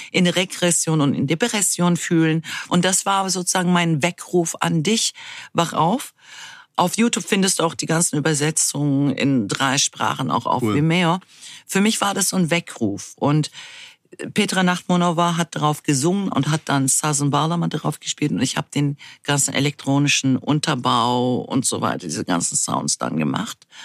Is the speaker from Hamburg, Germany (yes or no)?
no; Berlin, Germany; also born or lived in Munich / Dortmund / Essen / Izmir; also ich bin in Deutschland geboren, in München bin ich geboren, aber habe noch nie dort gelebt. Seit meinem sechsten, siebten Lebensjahr befinde ich mich in Berlin. Dazwischen war ich in Dortmund, Essen und in Izmir in der Türkei.